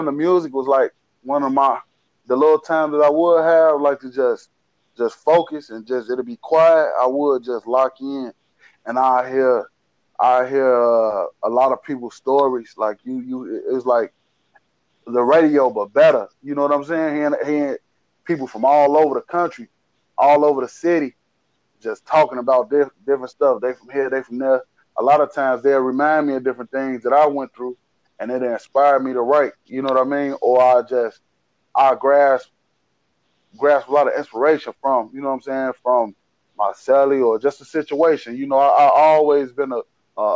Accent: Chicago, Illinois, United States; I'm from Chicago Avenue and Drake. West side, born and raised.

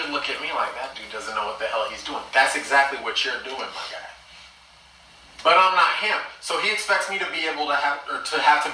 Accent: United States; Black Americans don't have a home country they can go to because we're separate from Africa

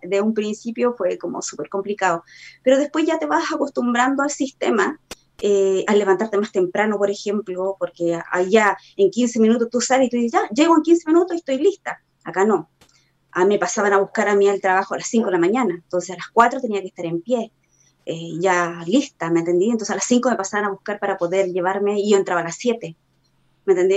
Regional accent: Iquique, Tarapacá, Chile; moved away as an adult; now in Santiago, Chile; soy nacida y criada en Iquique y estoy viviendo hace nueve años aquí ya en Santiago

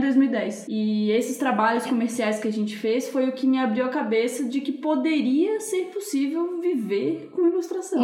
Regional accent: Joinville, Santa Catarina, Brazil; moved away as an adult; now in São Paulo, Brazil; na minha cidade, eu sou de Joinville, Santa Catarina.

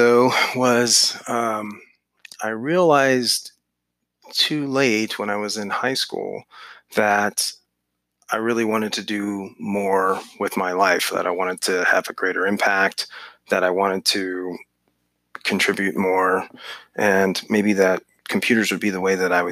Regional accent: Northern Virginia, United States; I grew up in Northern Virginia

